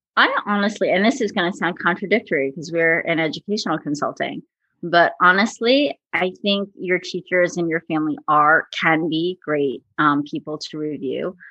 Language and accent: English; New Jersey, United States; I'm from New Jersey, so we're big on diners